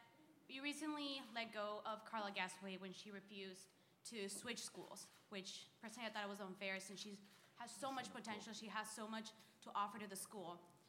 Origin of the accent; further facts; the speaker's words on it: El Paso, Texas, United States; moved away as an adult; now in San Antonio, United States; I'm from the University of Texas, San Antonio, and I'm from El Paso, so I was in Franklin High School there.